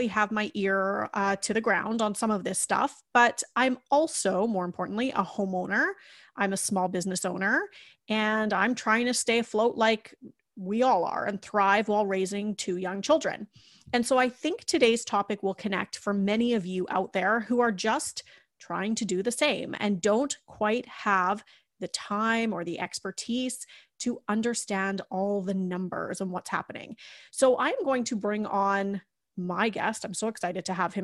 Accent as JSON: {"language": "English", "town": "Kamloops", "region": "British Columbia", "country": "Canada", "tie": "born or raised there", "moved": "as an adult", "lives_now": "Langley, Canada", "said": "I actually grew up in Kamloops, where I met my husband"}